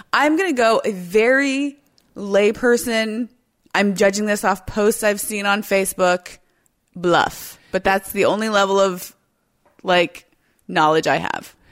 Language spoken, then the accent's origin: English; United States; as like an American